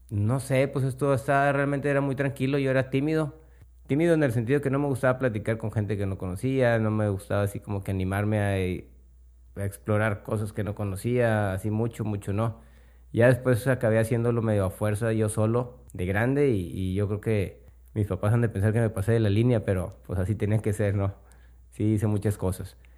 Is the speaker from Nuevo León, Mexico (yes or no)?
yes; Monterrey, Nuevo León, Mexico; Yo soy de Monterrey